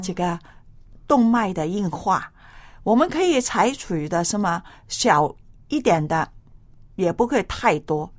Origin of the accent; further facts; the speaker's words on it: China; 我们中国人